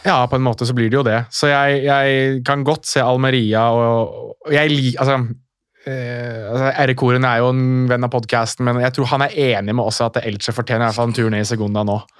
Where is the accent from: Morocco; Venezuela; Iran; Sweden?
Morocco; now in Norway; nå er jeg marokkaner